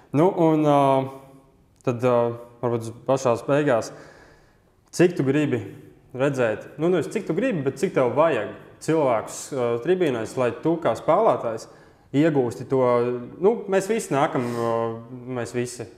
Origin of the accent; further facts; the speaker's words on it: Riga, Latvia; Es pats esmu no Rīgas